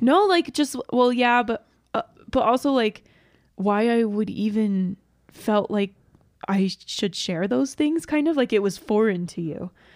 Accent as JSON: {"language": "English", "region": "Georgia", "country": "United States", "tie": "born or raised there", "moved": "yes", "said": "I grew up in Georgia"}